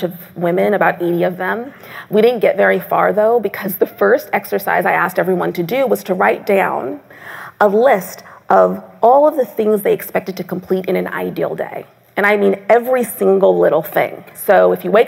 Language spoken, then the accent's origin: English; Seattle, Washington, United States; moved away; also born or lived in Tacoma, Washington; I was born 9 months later at Fort Lewis Army Base in Tacoma, Washington, which is how I'm from Seattle